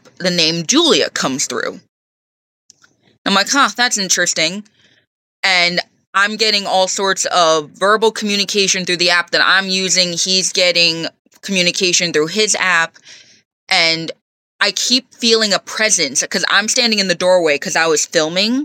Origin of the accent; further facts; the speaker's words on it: Stony Point, New York, United States; I grew up in Stony Point, so I grew up hearing all the story